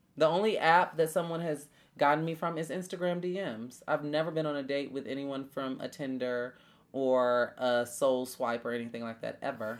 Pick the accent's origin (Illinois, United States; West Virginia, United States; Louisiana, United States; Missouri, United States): Illinois, United States; Chicago; a girl from Chicago